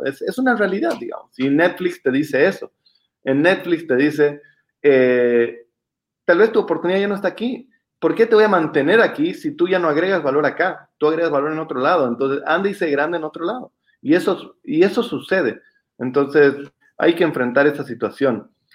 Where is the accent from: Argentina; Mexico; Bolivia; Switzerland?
Bolivia; como bolivianos en específico y como latinoamericanos